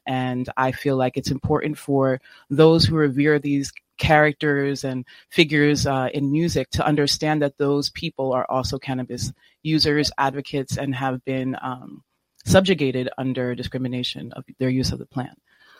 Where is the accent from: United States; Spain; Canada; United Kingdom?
United States; New York City, New York; So I'm from New York City as well. And I am mixed race. I'm Black mixed race. My father's from the Congo. And my mother's Irish. And I came from a very different background, very conservative, Irish Catholic